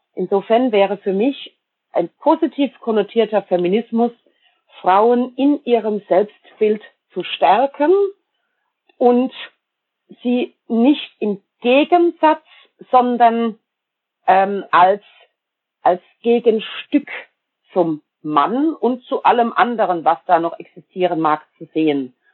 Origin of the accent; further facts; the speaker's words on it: Germany; also born or lived in Palatinate (Pfalz), Rhineland-Palatinate; wir reden uns als Deutsche immer gern schön